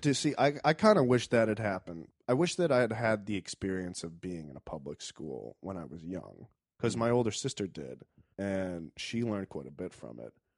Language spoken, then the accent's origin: English; Richmond, Virginia, United States; I'm from Richmond